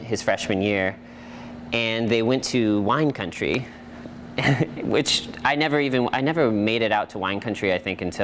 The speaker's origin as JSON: {"language": "English", "town": "Santa Clarita", "region": "California", "country": "United States", "tie": "born or raised there", "also_born_or_lived": "Portland, Oregon", "moved": "as an adult", "lives_now": "Oregon, United States", "said": "I was born and raised in Santa Clarita. It's like basically the northernmost suburb of Los Angeles."}